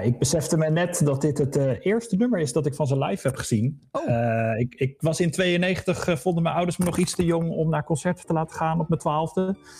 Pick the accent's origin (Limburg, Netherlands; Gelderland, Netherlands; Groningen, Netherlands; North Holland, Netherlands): Gelderland, Netherlands; Harderwijk; ik kwam uit Harderwijk